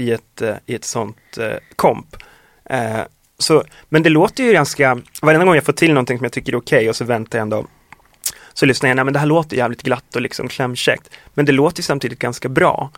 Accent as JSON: {"language": "Swedish", "town": "Östersund", "region": "Jämtland", "country": "Sweden", "moved": "yes", "said": "när vi var hemma i Östersund i somras"}